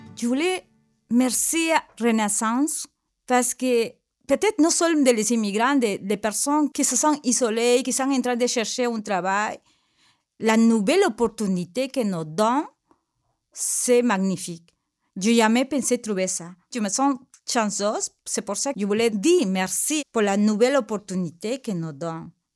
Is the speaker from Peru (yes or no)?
yes; Peru; French is a second language; moved away as an adult; now in Quebec, Canada; je viens de Pérou, j'ai viens de, mon pays avec mes deux enfants depuis de 15 ans